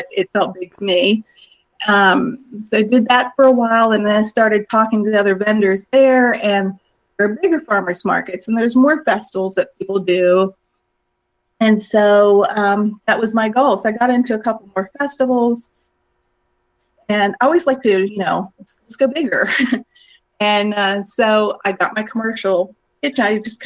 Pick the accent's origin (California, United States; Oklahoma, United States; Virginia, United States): Virginia, United States; Shenandoah Valley; also born or lived in Gwinnett County, Georgia / Florida; now in Northeast Georgia Mountains, United States; Growing up in the Shenandoah Valley, the house I was raised in was built in the late 1700s.